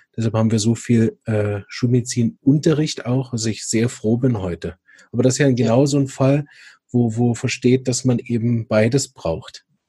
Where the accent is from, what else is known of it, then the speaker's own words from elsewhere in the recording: Berlin, Germany; moved away; für mich ist ja Berlin meine Heimat, da komme ich ja ursprünglich her.